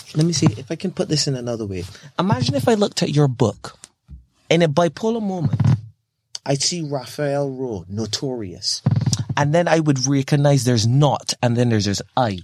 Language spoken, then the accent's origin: English; Barbados; now in United Kingdom; I'm from Barbados, that tiny little country